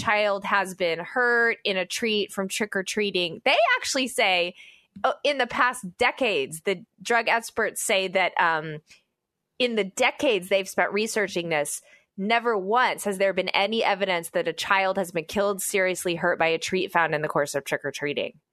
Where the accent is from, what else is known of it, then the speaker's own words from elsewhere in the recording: United States; as an American